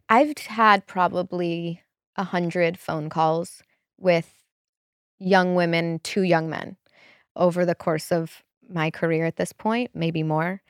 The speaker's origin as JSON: {"language": "English", "town": "Chicago", "region": "Illinois", "country": "United States", "tie": "born or raised there", "also_born_or_lived": "Wisconsin / Los Angeles", "moved": "as an adult", "said": "I grew up in Chicago"}